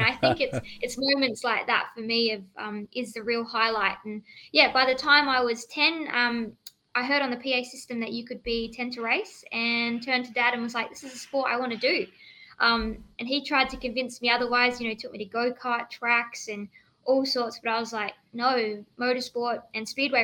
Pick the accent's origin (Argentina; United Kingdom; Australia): Australia; Kalgoorlie, Western Australia; moved away; also born or lived in Perth; I grew up in Kalgoorlie, which is a small country town, which is a goldfields